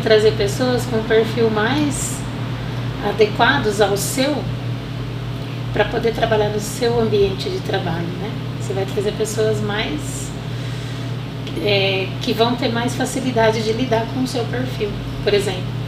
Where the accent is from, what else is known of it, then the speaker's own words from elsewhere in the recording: Monte Alto, São Paulo, Brazil; sou nascida em Monte Alto